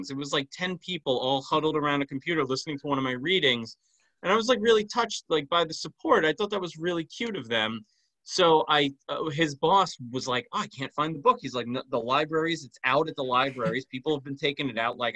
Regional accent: New York, United States; Um, that's just me as a New Yorker.

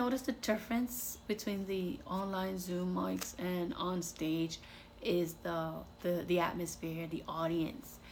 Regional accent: New York, United States; moved away; New York on the list because that's my hometown.

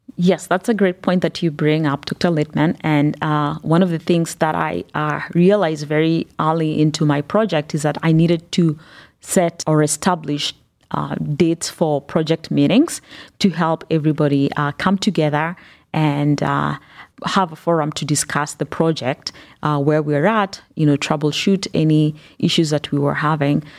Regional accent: Kenya; also born or lived in Northeast Ohio, United States; now in Cleveland, United States; I grew up in Kenya and have lived in the United States for, uh, the past twenty years

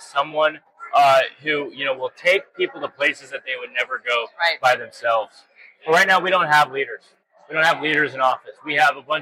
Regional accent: Kansas City, Missouri, United States; I am not from Florida. I'm from Kansas City, Missouri.

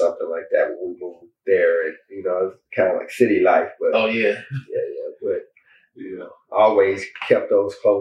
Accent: Meridian, Mississippi, United States; now in Atlanta, United States; I'm just a little country boy from Meridian, Mississippi.

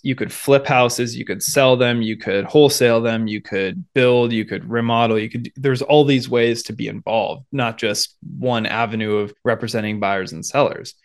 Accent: Seattle, Washington, United States; now in Bay Area, California, United States; growing up in the Seattle area

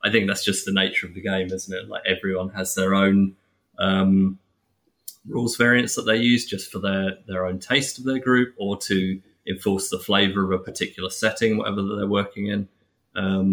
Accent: England, United Kingdom; I'm English

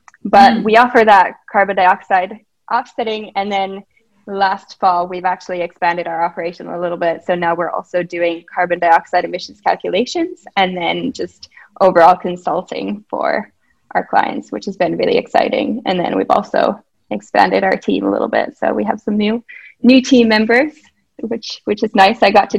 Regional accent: Minnesota, United States; also born or lived in Massachusetts / Finland; now in Helsinki, Finland; I'm from Finland, but I've grown up in the US in Minnesota and Massachusetts, and I'm currently in Helsinki

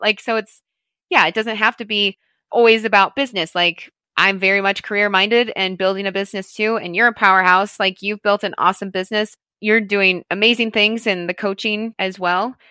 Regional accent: St. Louis, Missouri, United States; moved away as an adult; also born or lived in Colorado; now in Wyoming, United States; I'm originally from Saint Louis, Missouri

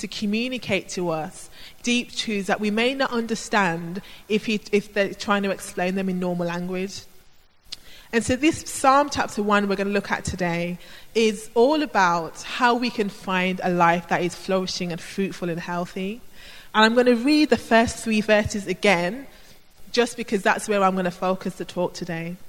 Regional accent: Birmingham, West Midlands, United Kingdom; I grew up in Birmingham in an inner city area

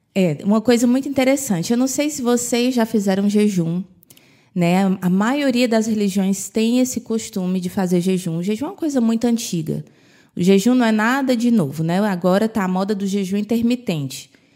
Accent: Brazil; moved away; quando eu era criança, no Brasil, era muito difícil ver uma pessoa obesa

